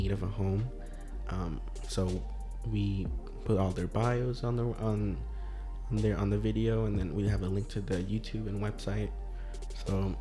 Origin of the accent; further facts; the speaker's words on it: Port St. Lucie, Florida, United States; also born or lived in Broward County, Florida / Lantana, Florida / Colombia (ancestry); growing up in Port St. Lucie